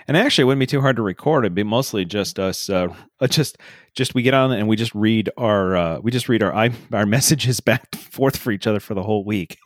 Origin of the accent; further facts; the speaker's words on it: Iowa, United States; we grew up in Iowa